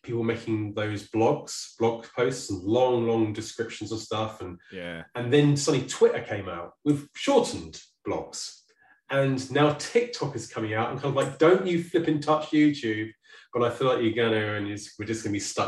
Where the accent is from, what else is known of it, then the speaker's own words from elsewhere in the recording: Guildford, South East England, United Kingdom; moved away; also born or lived in United States; the day I moved back to Guildford